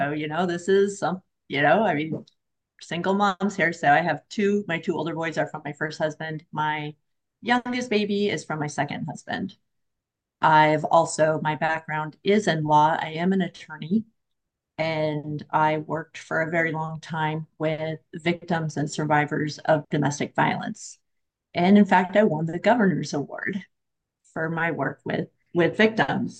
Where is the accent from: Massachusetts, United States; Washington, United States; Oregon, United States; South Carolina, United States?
Oregon, United States; moved away; also born or lived in Florida; so I'm from Oregon. I just moved back recently from Florida